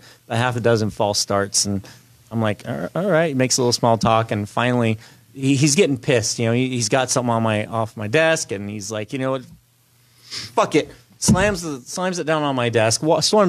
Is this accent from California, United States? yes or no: yes; California, United States; I'm from California